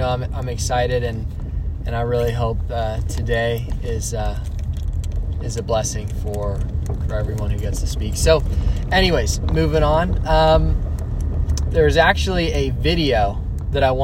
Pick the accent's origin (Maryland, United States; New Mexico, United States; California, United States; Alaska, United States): California, United States; Alamo; also born or lived in Dublin, California; I'm from the Bay Area, from the East Bay, from a town called Alamo. I was born and raised in the East Bay